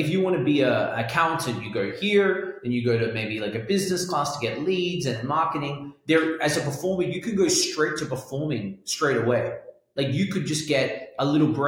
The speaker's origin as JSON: {"language": "English", "country": "Australia", "tie": "born or raised there", "also_born_or_lived": "London", "accent": "Australian London", "moved": "yes", "said": "I was born in Australia"}